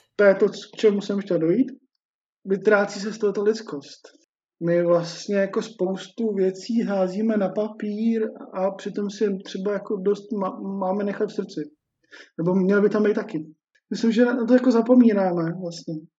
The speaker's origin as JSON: {"language": "Czech", "country": "Czechia", "said": "my Češi"}